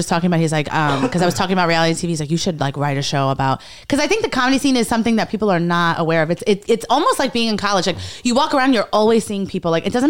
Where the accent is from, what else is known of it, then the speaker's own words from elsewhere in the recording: New York City, New York, United States; I'm from Lower East Side. Okay. I'm from like born and raised.